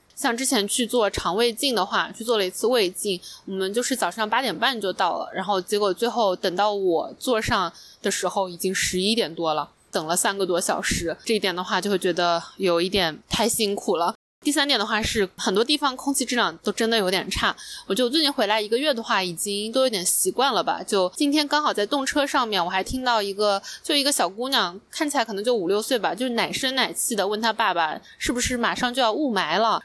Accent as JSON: {"language": "Chinese", "country": "China", "tie": "born or raised there", "also_born_or_lived": "United States", "moved": "yes", "said": "至少我老家那个派出所"}